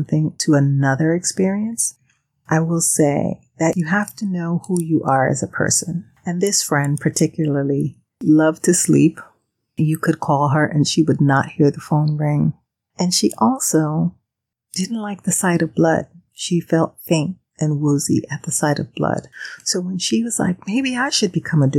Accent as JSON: {"language": "English", "country": "Panama", "tie": "born or raised there", "moved": "yes", "said": "growing up in Panama, I saw this a lot"}